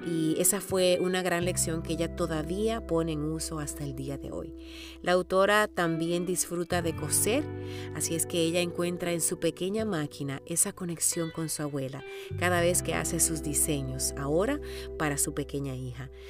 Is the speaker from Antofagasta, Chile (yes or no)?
no; Santiago, Santiago Metropolitan Region, Chile; also born or lived in Romania; Yo conocí a mi abuela Inés y mi abuelo Félix cuando llegamos de Rumania en el año 1980. Apenas tenía 6 años